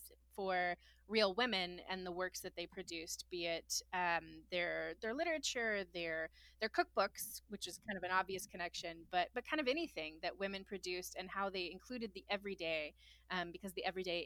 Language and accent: English; Texas, United States; moved away as an adult; also born or lived in Boston, Massachusetts; now in Carrboro, United States; I grew up in Texas, and I ended up at the University of Texas in Austin, just a couple towns over